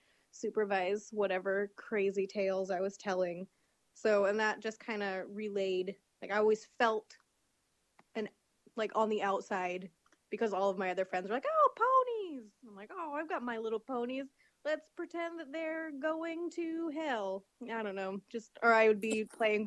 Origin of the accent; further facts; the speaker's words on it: Portland, Oregon, United States; I grew up in Portland, Oregon